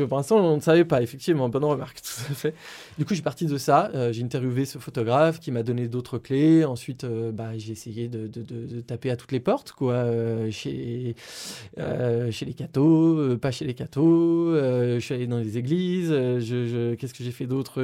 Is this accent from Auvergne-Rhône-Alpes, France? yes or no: yes; Lyon, Auvergne-Rhône-Alpes, France; je suis originaire de Lyon